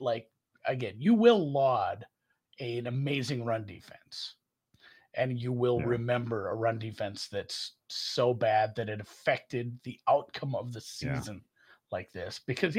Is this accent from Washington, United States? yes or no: no; Minnesota, United States; accent: Minnesota; Maybe that's my Minnesota accent.